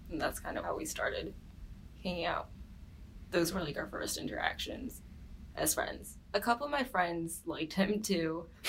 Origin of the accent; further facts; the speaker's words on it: Farmington Hills, Michigan, United States; I'm from Farmington Hills, Michigan